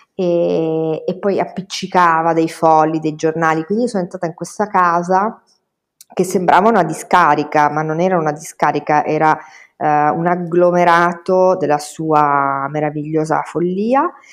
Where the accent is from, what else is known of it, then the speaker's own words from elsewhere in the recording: Castellammare, Italy; moved away as an adult; now in Bologna, Italy; io fossi rimasta a Castellammare